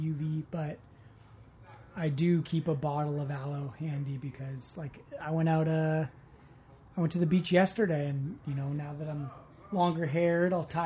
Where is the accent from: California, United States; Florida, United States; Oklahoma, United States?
California, United States; Marin; growing up in Marin